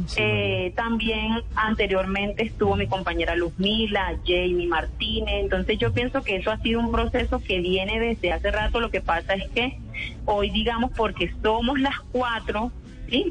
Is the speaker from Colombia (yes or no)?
yes; Santa Marta, Magdalena, Colombia; moved away as an adult; now in Cúcuta, Colombia; yo soy de Santa Marta, toda mi vida nací en Santa Marta, eh, nací, viví, crecí